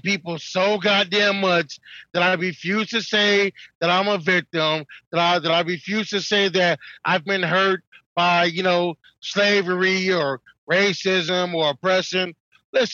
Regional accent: Detroit, Michigan, United States; I'm black and I grew up in Detroit

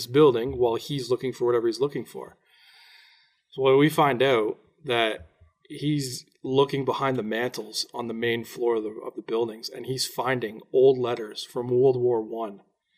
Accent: Durham Region, Ontario, Canada; we're from the Durham region. Oshawa, Whippy, Ajax, that area on the other side of Toronto.

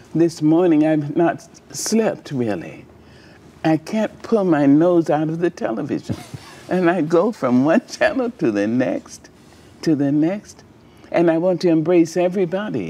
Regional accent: United States; I am an American

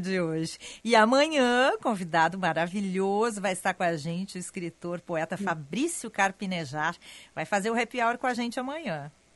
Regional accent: Porto Alegre, Rio Grande do Sul, Brazil; accent: super gaúcho, porto-alegrês; also born or lived in São Paulo; com sotaque super gaúcho que eu tenho, que é muito forte, eu sei que o meu sotaque é bem porto-alegrês

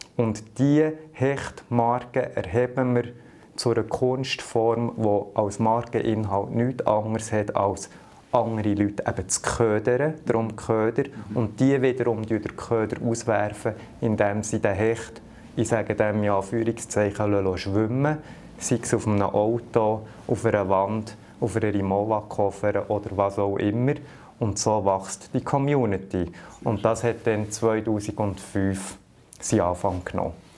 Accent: Lüscherz, Bern, Switzerland; Ich bin mit Berufsfischer auf dem See, als ganz kleiner Bub am Bielersee aufgewachsen. Äh, in dem Dorf, wo ich aufgewachsen bin, Lüschertz

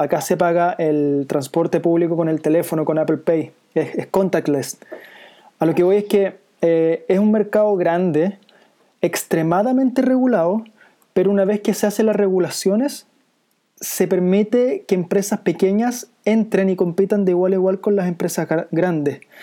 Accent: Chile

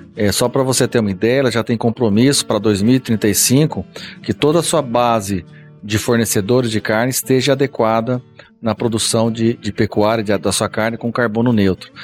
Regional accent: Paraná, Brazil; moved away; eu sou do Paraná, nasci no Paraná.

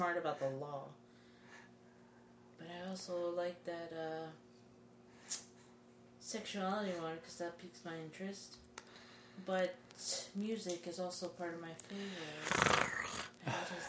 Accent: New York, United States; I'm originally from New York

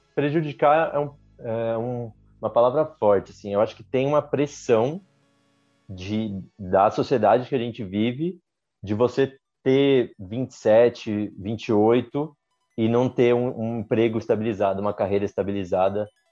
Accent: Campinas, São Paulo, Brazil; now in São Paulo, Brazil; eu nasci em Campinas, mas a gente aqui em São Paulo é mais

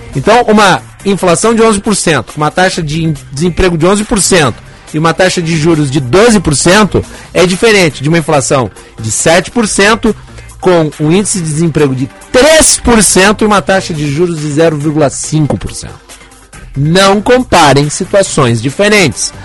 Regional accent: Brazil; nosso país

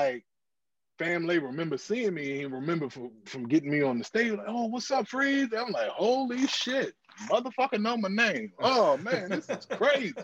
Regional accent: Virginia, United States; I'm from Virginia

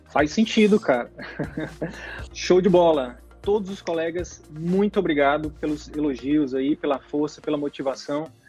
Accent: Manaus, Amazonas, Brazil; a gente é de Manaus

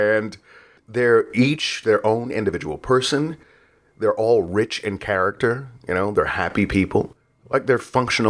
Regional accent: Detroit, Michigan, United States; I grew up in Detroit, and Detroit, when I was a kid, was absolutely beautiful.

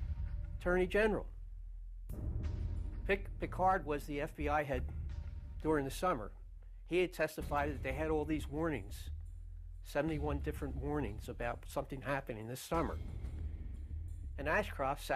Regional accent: Philadelphia, Pennsylvania, United States; I'm from Philadelphia, Pennsylvania.

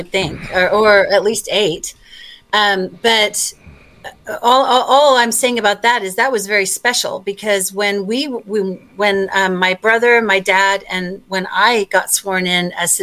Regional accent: Australia; now in United States; I was born in Australia.

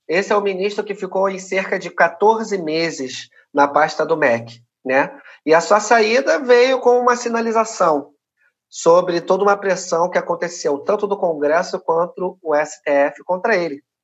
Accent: Rio de Janeiro, Brazil; Sou cria aqui, né? Tô falando de, um, de uma favela aqui do Rio de Janeiro chamada Maré.

